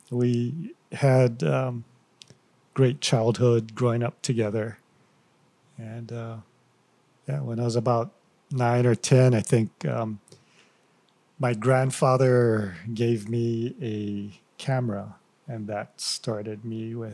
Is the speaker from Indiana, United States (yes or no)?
no; Hilo, Hawaii, United States; Born and raised in Hilo.